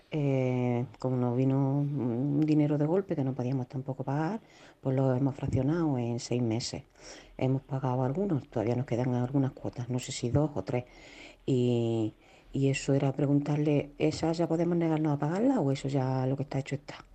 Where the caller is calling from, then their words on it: Jaén, Andalusia, Spain; de Jaén.